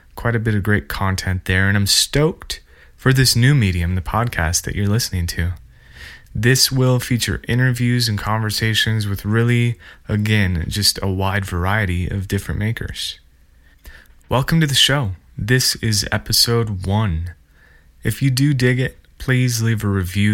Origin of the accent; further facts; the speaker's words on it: central Montana, United States; I'm from the central flatter part of Montana, and then after high school, moved westward towards the mountains.